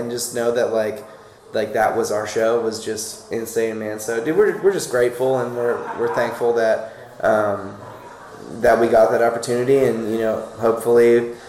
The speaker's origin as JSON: {"language": "English", "region": "Florida", "country": "United States", "tie": "born or raised there", "said": "growing up, we're all from Florida"}